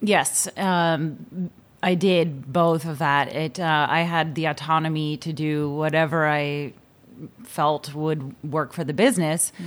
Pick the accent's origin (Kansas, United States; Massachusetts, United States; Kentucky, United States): Massachusetts, United States; Boston; we lived in Dorchester, which has some nice little neighborhoods